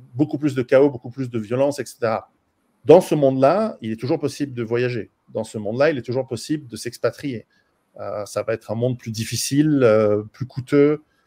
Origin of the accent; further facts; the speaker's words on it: Switzerland; je suis suisse